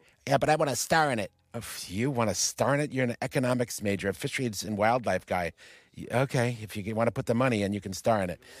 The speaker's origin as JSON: {"language": "English", "region": "Michigan", "country": "United States", "said": "That's all of our home. We're all from Michigan."}